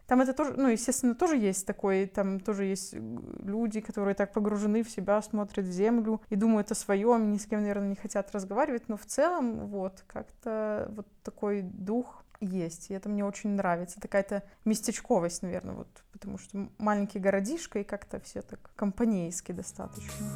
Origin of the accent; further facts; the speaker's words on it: Byaroza, Brest Region, Belarus; moved away as an adult; он такая моя малая родина, и, наверное, ну много что меня с тем местом связывает. Кусок жизни такой нормальный, все это взросление, подростковье